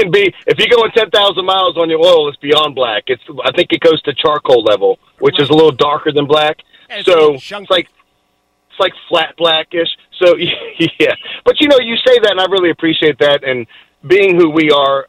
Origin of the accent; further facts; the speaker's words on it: Boston, Massachusetts, United States; moved away as an adult; now in Virginia, United States; And, you know, I came up from Boston as a young guy, and you didn't grow up here either.